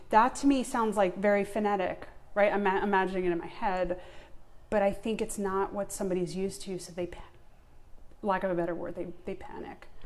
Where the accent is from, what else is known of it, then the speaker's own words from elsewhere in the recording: Long Island, New York, United States; now in Atlanta, United States; So so I was born and raised on Long Island. Right. I mentioned I have no New York accent. I lost it.